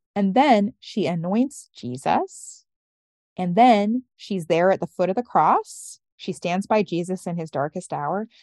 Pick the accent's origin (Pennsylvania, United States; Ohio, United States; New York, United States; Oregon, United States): Oregon, United States; moved away; also born or lived in Brooklyn; I was raised in the Episcopal Church in Oregon